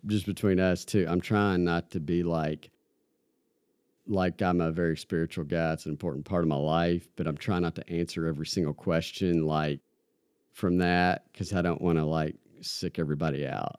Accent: Campbellsville, Kentucky, United States; now in Lexington, United States; small town Kentucky boy from Campbellsville. Yeah, just grew up kinda middle class family

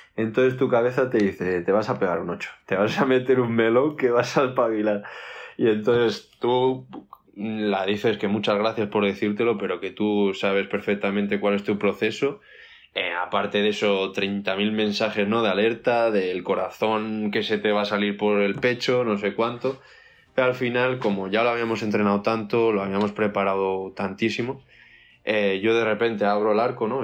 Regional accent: Burgos, Castile and León, Spain; now in Madrid, Spain; yo soy de Burgos

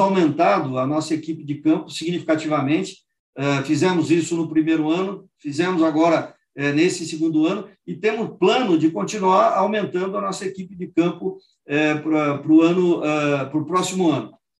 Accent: Penápolis, São Paulo, Brazil; also born or lived in Lins; Eu nasci em Lins, fui criado na cidade de Penápolis, no oeste de, de São Paulo

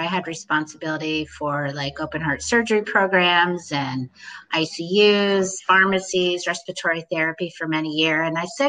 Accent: Cincinnati, Ohio, United States; moved away as an adult; also born or lived in Seattle / Luxembourg; now in Portland, United States; I'm originally from Ohio. I'm born and raised in Cincinnati, Ohio.

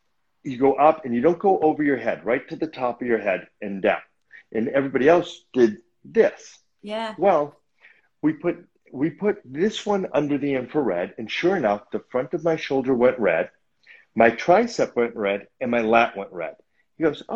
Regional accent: Newton, Massachusetts, United States; moved away as an adult; now in Los Angeles, United States; the neighborhood gym back in Boston where I grew up

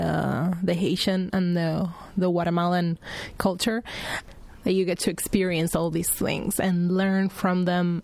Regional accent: Argentina; now in Lake Worth, United States; I was born in Argentina. I live now in Lake Worth. I've been here for the last 5 years.

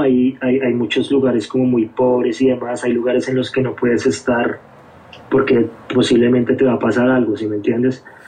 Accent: Bogotá, Colombia; moved away as an adult; also born or lived in Philadelphia; now in United States; mi infancia yo crecí en, el, en Bogotá, nací en Bogotá

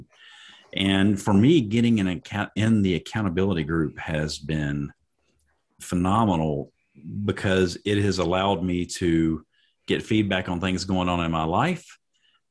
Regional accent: Tennessee, United States; I'm Southern biscuit fried. I live in Lebanon, East Nashville

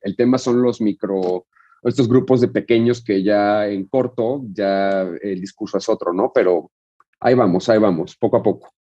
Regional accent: Mexico; nos definen como mexicanos

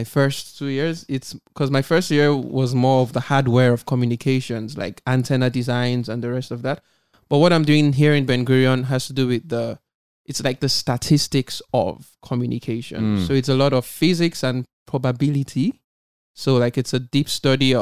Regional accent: Nigeria; moved away as an adult; also born or lived in Lagos / Ghana; now in Israel; I'm from Nigeria. I had my first degree in Ghana.

